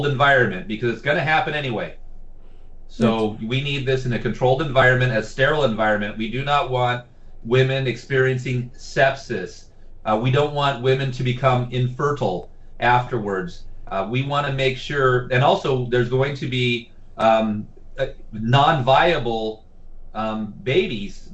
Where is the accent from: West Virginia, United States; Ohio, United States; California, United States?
California, United States; Santee; I'm a former Santee City Council member and former vice mayor of my hometown, Santee.